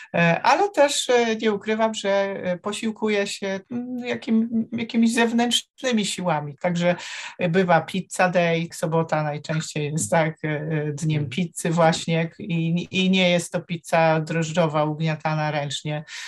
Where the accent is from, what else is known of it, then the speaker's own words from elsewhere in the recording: Warsaw, Masovian Voivodeship, Poland; Z Warszawy.